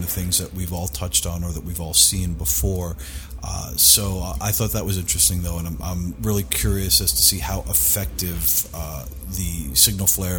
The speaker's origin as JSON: {"language": "English", "town": "New York City", "region": "New York", "country": "United States", "tie": "born or raised there", "said": "I grew up in New York. I grew up in Queens"}